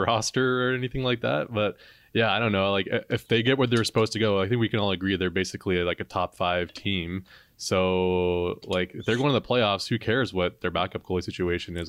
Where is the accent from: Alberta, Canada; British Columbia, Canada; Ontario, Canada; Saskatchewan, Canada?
Ontario, Canada; Toronto; growing up in Toronto